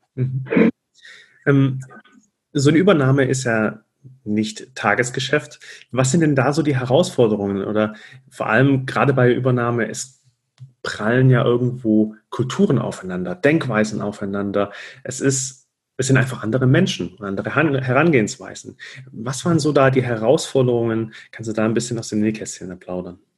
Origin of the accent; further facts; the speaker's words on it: Stuttgart, Baden-Württemberg, Germany; ich komme aus Stuttgart